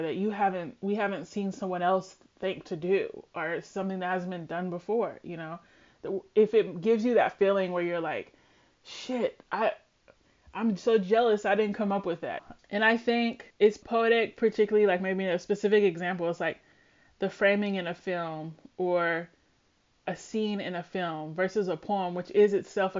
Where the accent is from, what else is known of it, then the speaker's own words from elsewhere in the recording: Louisville, Kentucky, United States; moved away as an adult; also born or lived in Lexington, Kentucky; now in Houston, United States; I was born and raised in Louisville, Kentucky, and I grew up right across the street from Churchill Downs